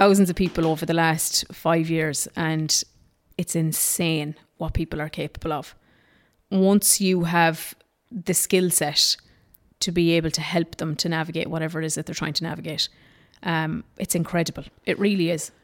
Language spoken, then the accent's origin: English; Ballinagh, Ulster, Ireland; also born or lived in Dublin / Australia; transferred me back, took me back into Ballinagh again